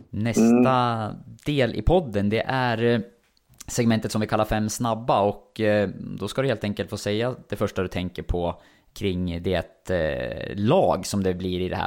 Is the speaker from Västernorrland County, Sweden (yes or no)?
yes; Sundsvall, Västernorrland County, Sweden; Som Sundsvallsbo så gillar man ju svaret Emil Forsberg såklart.